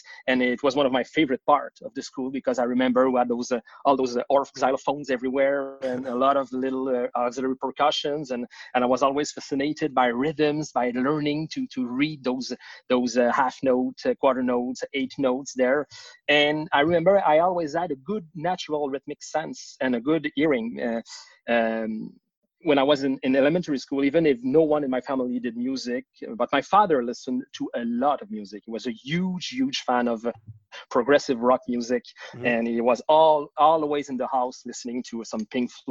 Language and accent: English; Laval, Quebec, Canada; also born or lived in Saint-Jérôme, Quebec; now in Montreal, Canada; I was born in Laval, which is a city on the north shore of Montreal, where I did my elementary school, and then we moved to Saint-Jérôme, which is up north, even like 40 kilometers up north of Montreal, where I did my high school